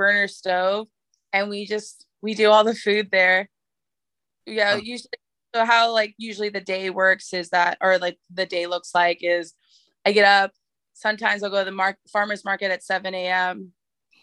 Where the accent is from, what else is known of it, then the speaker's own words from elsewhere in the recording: San Francisco, California, United States; I live right over the hill from Alamany Farm, and, you know, I'm like grew up in San Francisco